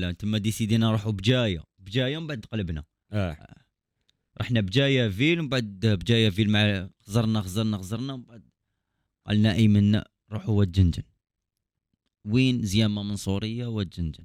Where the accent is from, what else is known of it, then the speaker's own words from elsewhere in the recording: Algeria; عندنا في الجزائر